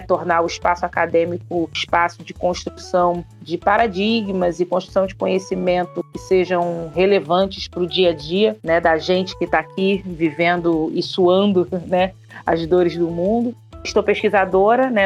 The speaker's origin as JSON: {"language": "Portuguese", "region": "Rio de Janeiro", "country": "Brazil", "said": "Sou daqui do Rio de Janeiro."}